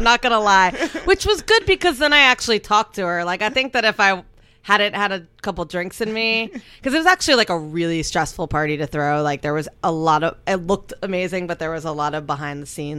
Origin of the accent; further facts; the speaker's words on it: Miami, Florida, United States; moved away as an adult; also born or lived in Fort Lauderdale, Florida / Orlando, Florida; now in New York, United States; growing up in Miami and listening to the radio